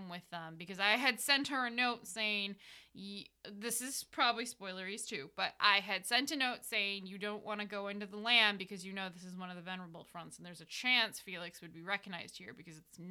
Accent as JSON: {"language": "English", "country": "United States", "said": "we're American"}